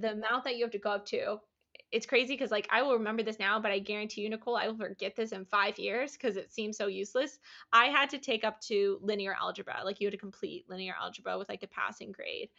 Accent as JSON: {"language": "English", "region": "Iowa", "country": "United States", "tie": "born or raised there", "said": "I grew up in Iowa"}